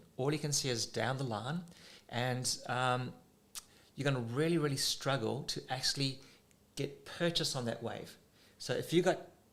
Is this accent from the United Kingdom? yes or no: no; South Africa; now in Australia; when I was a kid growing up in South Africa